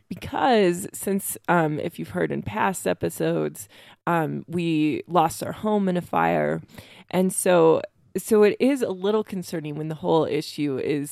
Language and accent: English; Iowa, United States; like we grew up in Iowa with tornado warnings a lot.